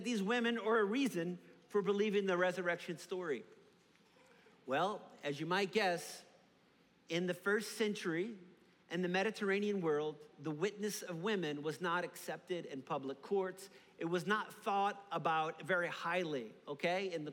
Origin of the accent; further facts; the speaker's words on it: New Orleans, Louisiana, United States; Growing up in New Orleans